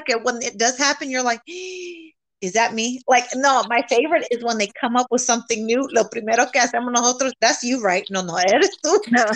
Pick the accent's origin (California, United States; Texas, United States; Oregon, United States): California, United States; moved away; I'm from California